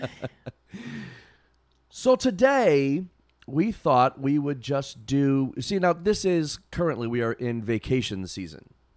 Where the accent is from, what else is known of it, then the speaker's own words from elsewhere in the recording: Massachusetts, United States; I said, "Oh, you know, Massachusetts, whatever."